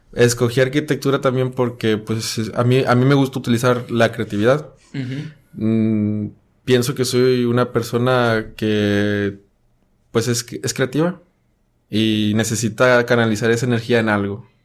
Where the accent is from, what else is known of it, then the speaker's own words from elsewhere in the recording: Monclova, Coahuila, Mexico; moved away as an adult; now in Monterrey, Mexico; Soy de Monclova, Coahuila.